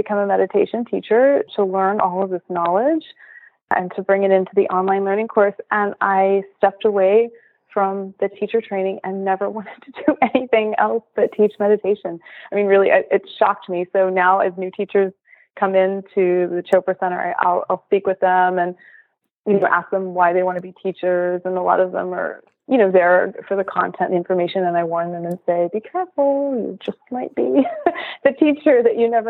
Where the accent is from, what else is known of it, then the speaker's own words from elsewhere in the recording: Los Angeles, California, United States; moved away as an adult; also born or lived in Philadelphia; I'm from California originally. So I'm a native LA Californian, two generations